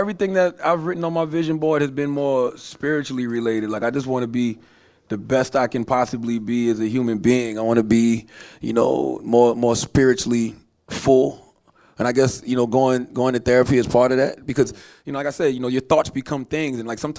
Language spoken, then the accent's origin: English; the South, United States; You know, I'm from the South, so I grew up around great therapists who needed therapists themselves.